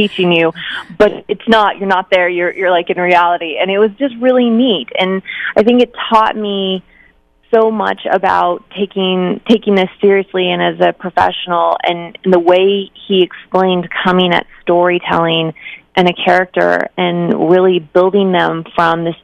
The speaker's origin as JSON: {"language": "English", "region": "Arizona", "country": "United States", "said": "I'm from Arizona"}